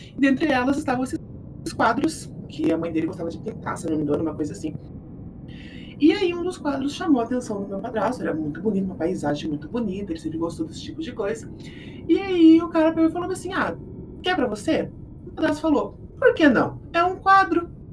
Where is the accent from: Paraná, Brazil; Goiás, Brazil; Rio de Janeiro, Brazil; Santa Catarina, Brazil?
Paraná, Brazil; Curitiba; eu sou aqui de Curitiba